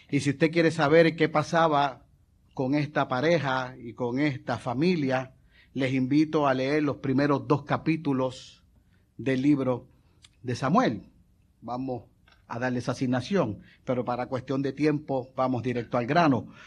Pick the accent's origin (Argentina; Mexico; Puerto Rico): Puerto Rico; yo me crié en el residencial, yo eh, me crié en Virgilio Dávila, y en el edificio donde nosotros vivíamos, al frente no había otros edificios, había un parque de pelota